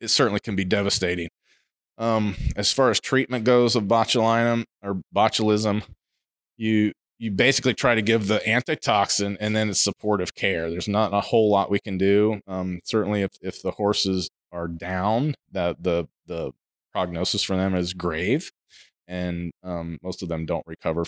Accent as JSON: {"language": "English", "region": "Ohio", "country": "United States", "tie": "born or raised there", "moved": "yes", "said": "I grew up in Ohio. I grew up in the Midwest."}